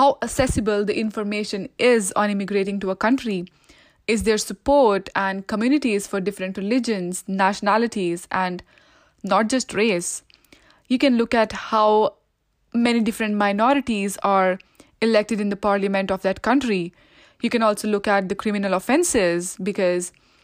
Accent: India; moved away as an adult; now in Canada; I was born and raised in India

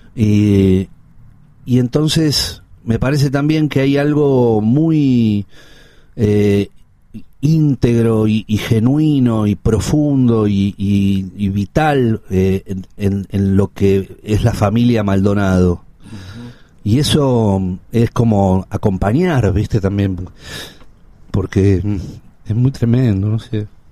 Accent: Buenos Aires, Argentina; yo nací en Ángel Gallardo y, Parral, hoy Honorio Puerredón, a media cuadra del Cid Campeador que es como la, frontera de Villa Crespo.

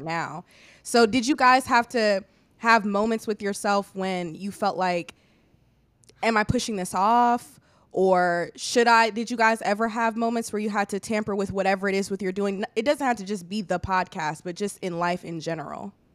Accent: Illinois, United States; moved away as an adult; also born or lived in Hampton, Virginia; I'm from Illinois

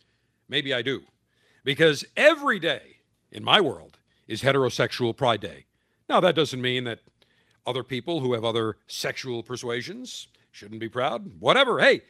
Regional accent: Buffalo, New York, United States; my hometown of Buffalo

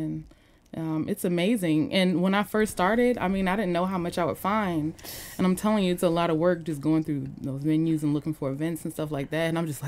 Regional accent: Atlanta, Georgia, United States; moved away as an adult; also born or lived in Lithonia, Georgia / Stone Mountain, Georgia / Powder Springs, Georgia / Alpharetta, Georgia; now in Washington, D.C., United States; I'm from Atlanta, Georgia

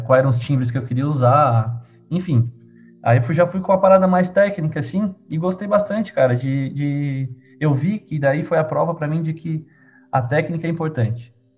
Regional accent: Tubarão, Santa Catarina, Brazil; Sou de Tubarão

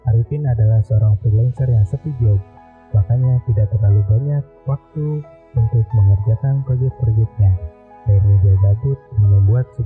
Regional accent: Karawang, West Java, Indonesia; Aku orang Sunda, aku orang Karawang makanya banyak dari circle aku yang eh, susah untuk pelapalan huruf F

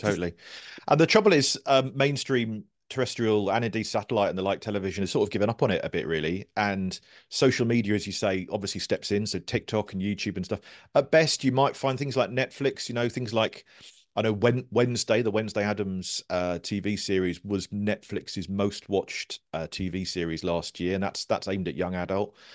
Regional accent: Guildford, South East England, United Kingdom; also born or lived in Cornwall; I moved up here when I was five, so I'm, I'm kind of more Guildford than, than Cornwall

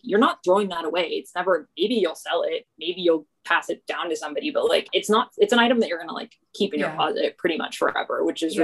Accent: Texas, United States; moved away; also born or lived in New York; growing up in Texas.

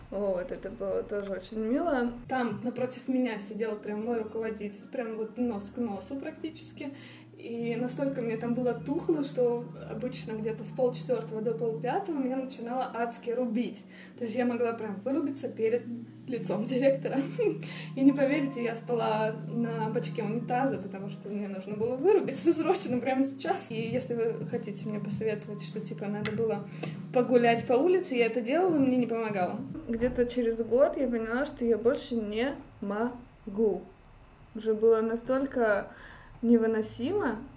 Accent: Kaliningrad, Kaliningrad Oblast, Russia; Лет так 11 назад я приехала сюда из Калининграда, учиться на экономиста.

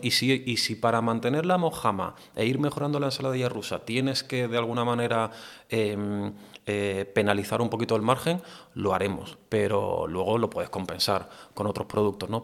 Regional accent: Andalusia, Spain; yo también un poco como andaluz

